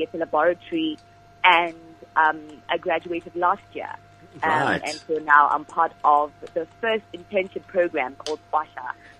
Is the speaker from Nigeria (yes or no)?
no; South Africa; I'm a 22-year-old, born and bred in the Bobo.